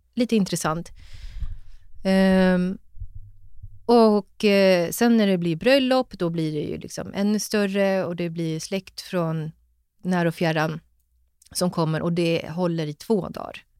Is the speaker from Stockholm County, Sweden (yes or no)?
yes; Stockholm, Stockholm County, Sweden; jag är född och uppväxt i Stockholm och bor i Stockholm